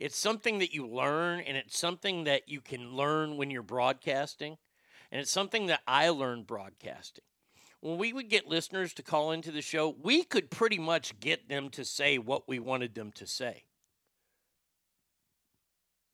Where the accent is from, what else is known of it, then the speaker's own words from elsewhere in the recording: Dallas, Texas, United States; moved away; also born or lived in Pasadena, Texas; when I was growing up in Dallas